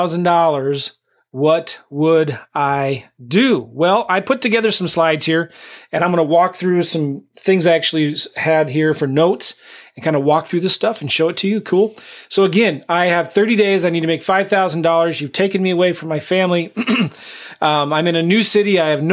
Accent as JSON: {"language": "English", "region": "California", "country": "United States", "lives_now": "St. Louis, United States", "said": "Well, I'm not from St. Louis. I was from California, but I live in St. Louis."}